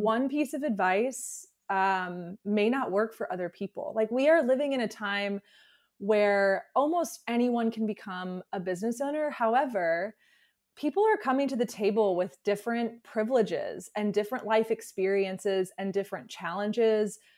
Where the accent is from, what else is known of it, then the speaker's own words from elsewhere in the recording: Alabama, United States; moved away; I grew up in the South, so I'm from Alabama originally